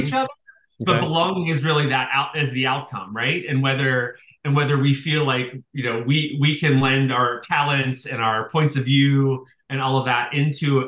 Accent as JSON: {"language": "English", "town": "Pittsburgh", "region": "Pennsylvania", "country": "United States", "tie": "born or raised there", "moved": "yes", "said": "so I grew up in Pittsburgh. I was from, you know, a very working class family."}